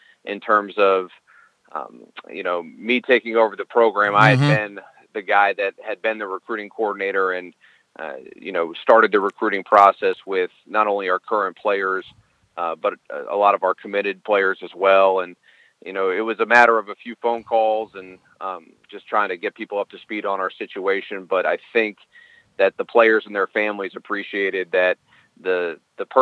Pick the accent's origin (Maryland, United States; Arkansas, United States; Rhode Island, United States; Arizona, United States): Maryland, United States; Silver Spring; also born or lived in Minnesota; I'm born and raised in Maryland. I'm from Silver